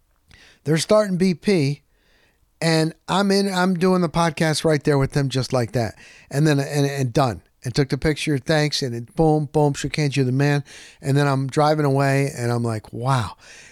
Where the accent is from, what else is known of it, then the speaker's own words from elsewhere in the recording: Tampa, Florida, United States; I'm from Tampa.